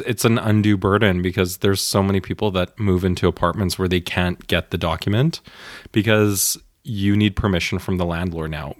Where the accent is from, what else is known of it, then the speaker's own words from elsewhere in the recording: Canada; now in Germany; I grew up in Canada